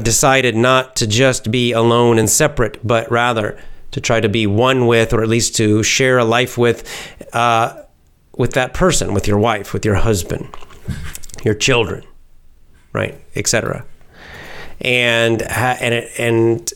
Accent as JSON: {"language": "English", "region": "the South", "country": "United States", "tie": "born or raised there", "also_born_or_lived": "Georgia", "moved": "yes", "lives_now": "Japan", "said": "I was born in the South and grew up in the South, the southern part of the United States."}